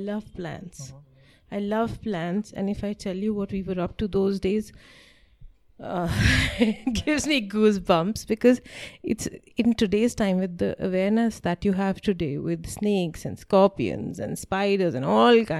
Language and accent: English; Kasauli, Himachal Pradesh, India; also born or lived in New Delhi; he used to work at the Central Research Institute in Kasauli